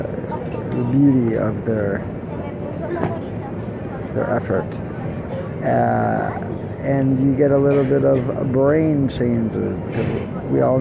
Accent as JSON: {"language": "English", "country": "United States", "accent": "American", "said": "my American accent comes out"}